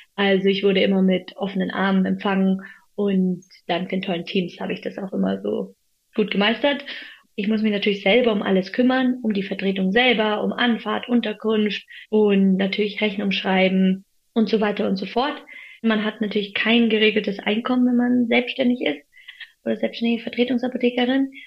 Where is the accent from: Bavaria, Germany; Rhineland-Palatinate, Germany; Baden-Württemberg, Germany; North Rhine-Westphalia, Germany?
Bavaria, Germany; Munich; also born or lived in Freiburg; in meiner Heimat München